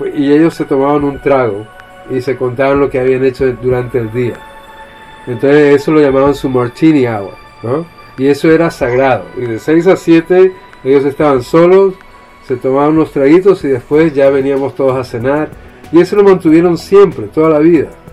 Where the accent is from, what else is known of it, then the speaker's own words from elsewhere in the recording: Chile; Yo nací en Chile